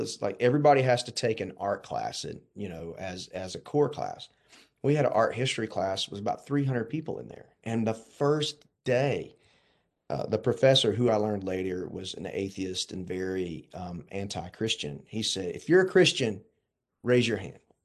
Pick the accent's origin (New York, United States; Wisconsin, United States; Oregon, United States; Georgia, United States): Georgia, United States; Warner Robins; I grew up in Warner Robins